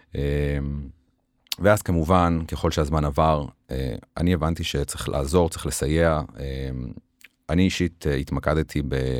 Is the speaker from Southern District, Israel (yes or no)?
yes; Beersheba, Southern District, Israel; והרגשתי חלק מהעיר באר שבע, אני מאוד אוהב את העיר, אני גדלתי בה, התחנכתי בה